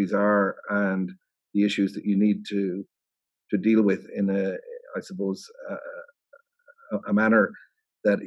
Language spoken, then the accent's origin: English; the Midlands of Ireland, Ireland; I actually was born in the Midlands of Ireland